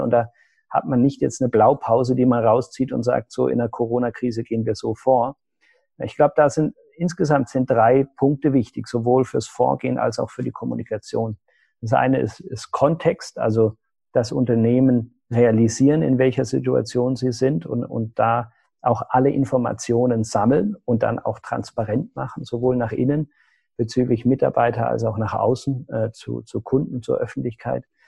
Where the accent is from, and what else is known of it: Germany